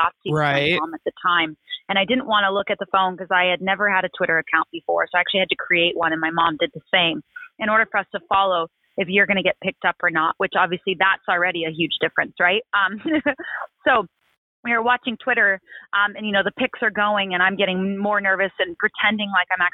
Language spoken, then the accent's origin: English; Southern California, United States; moved away as an adult; born and raised in Southern California